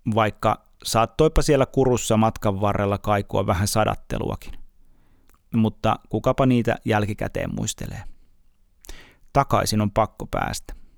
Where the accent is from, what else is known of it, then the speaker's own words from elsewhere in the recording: Uusimaa, Finland; olen uusmaalainen